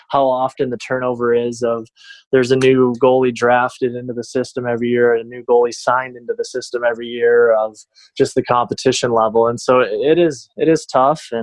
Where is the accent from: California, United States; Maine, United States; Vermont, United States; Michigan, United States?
Michigan, United States; Detroit; born or raised there